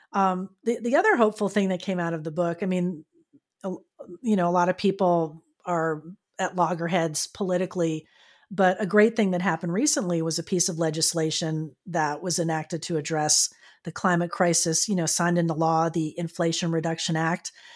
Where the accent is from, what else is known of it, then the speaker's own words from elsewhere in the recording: Fort Lauderdale, Florida, United States; now in San Diego, United States; my hometown of Fort Lauderdale